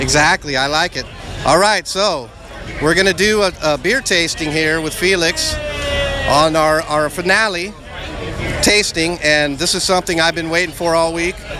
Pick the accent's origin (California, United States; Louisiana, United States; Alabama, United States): California, United States; LA County; I'm also an LA County native.